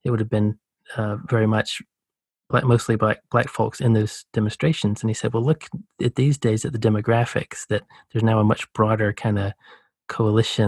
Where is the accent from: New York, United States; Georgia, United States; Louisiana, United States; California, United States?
Georgia, United States; rural; I grew up in the Southeast US, you know, the Deep South